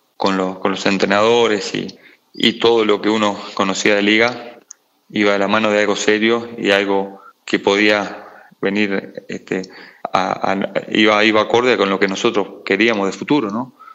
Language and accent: Spanish; Montevideo, Uruguay; yo nací en Montevideo, Uruguay, en, el barrio Capurro